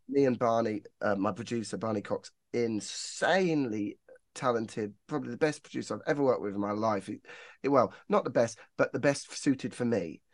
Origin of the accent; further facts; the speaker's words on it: Northampton, East Midlands, United Kingdom; I'm from Northampton